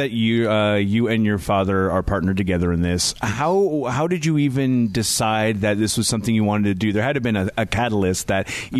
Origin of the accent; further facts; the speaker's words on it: University Place, Washington, United States; I grew up in University Place in Tacoma most of my life